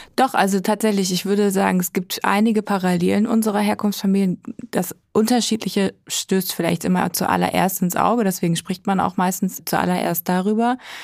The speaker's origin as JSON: {"language": "German", "country": "Germany", "tie": "born or raised there", "moved": "yes", "lives_now": "Berlin, Germany", "said": "Ich bin aufgewachsen im Odenwald"}